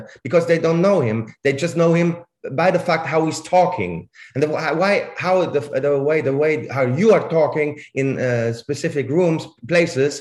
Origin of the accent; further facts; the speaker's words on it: Basel, Basel-Stadt, Switzerland; first language Swiss German; English is a second language; moved away as an adult; now in Germany; I'm from Basel, right? I grew up in Basel and I learned this language quite early.